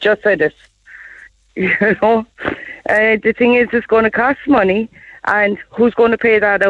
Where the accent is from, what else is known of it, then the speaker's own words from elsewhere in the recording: Cork, Munster, Ireland; I'm from Cork.